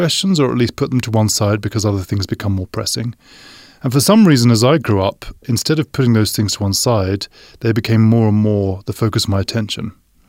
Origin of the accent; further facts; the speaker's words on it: London, United Kingdom; And I grew up a Baptist in England, in the Greater London area.